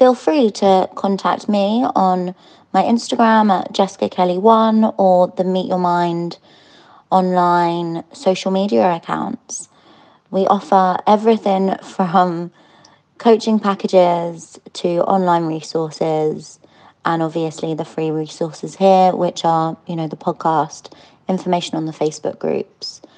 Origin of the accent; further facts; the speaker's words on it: London, United Kingdom; I'm from London